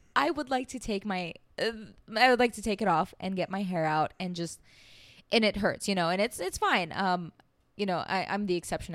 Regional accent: United States; also born or lived in Iran; growing up in the States

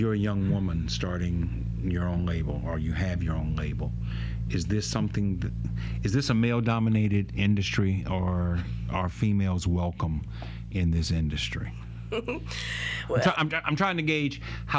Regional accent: Baton Rouge, Louisiana, United States; I was born and raised in Southern Heights

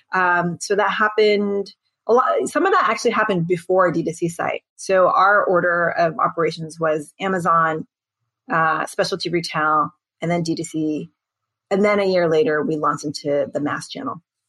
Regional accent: United States; I'm Korean American

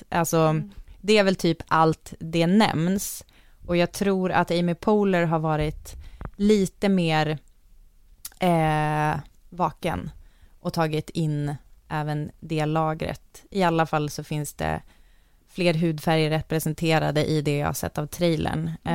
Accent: Umeå, Västerbotten County, Sweden; jag växte upp i Umeå

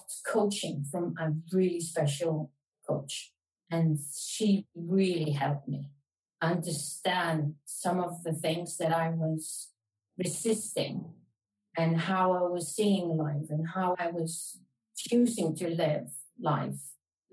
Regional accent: Iceland; Iceland, my home country

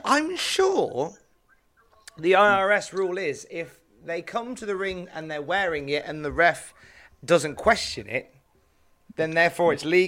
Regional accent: Worcester, West Midlands, United Kingdom; since that's up the road from my hometown of Worcester.

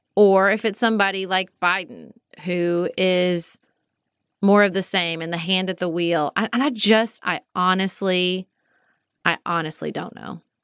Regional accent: United States; Do I wanna keep being an American?

